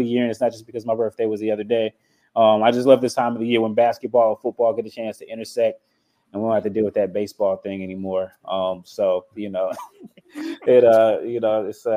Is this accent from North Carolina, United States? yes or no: yes; North Carolina, United States; I'm from North Carolina. I'm a North Carolina guy.